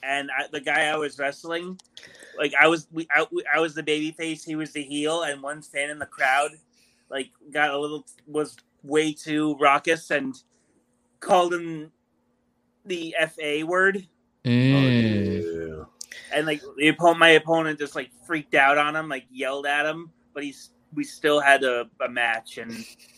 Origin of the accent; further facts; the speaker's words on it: Manhattan, New York, United States; From Manhattan, what? New York.